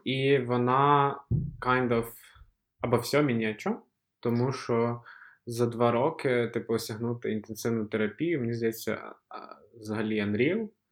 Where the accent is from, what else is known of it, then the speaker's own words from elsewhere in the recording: Kyiv, Ukraine; ми з Києва з Наталією